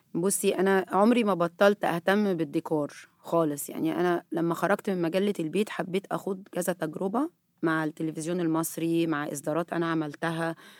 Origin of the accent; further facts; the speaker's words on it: Egypt; احنا هنا مصريين